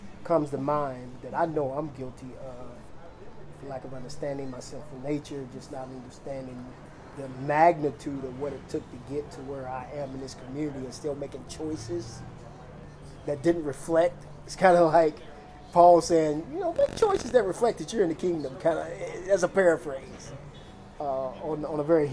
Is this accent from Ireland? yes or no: no; United States; being an American, because I am